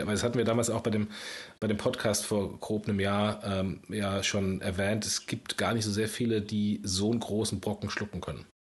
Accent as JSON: {"language": "German", "country": "Germany", "said": "unserer deutschen Kultur"}